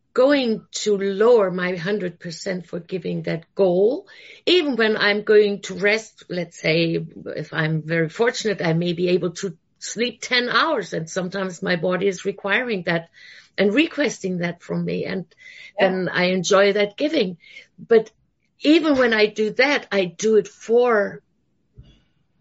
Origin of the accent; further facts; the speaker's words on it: Germany; moved away; I'm originally from Germany